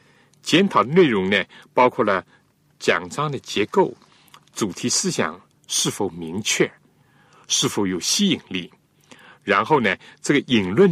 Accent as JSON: {"language": "Chinese", "country": "China", "said": "正像我们中国人所讲的中庸，要有控制，而且要自然。"}